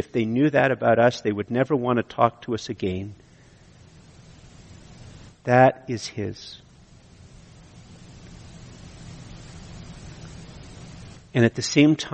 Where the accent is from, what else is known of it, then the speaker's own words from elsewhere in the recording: Canada; I'm Canadian